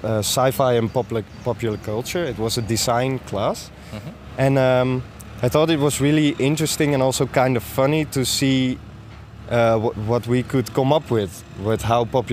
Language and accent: English; Sneek, Friesland, Netherlands; I'm from Snake. It's a town, you know, in the southern Frisia area.